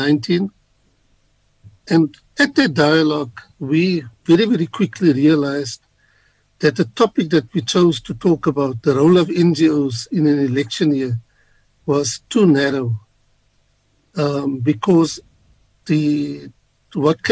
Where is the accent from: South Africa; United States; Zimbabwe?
South Africa; we as South Africans, coming from our different backgrounds